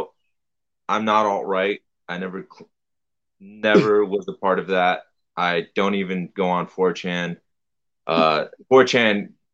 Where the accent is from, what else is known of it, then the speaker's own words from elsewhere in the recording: New York City, New York, United States; I'm from New York City. I grew up right wing, you know, conservative household.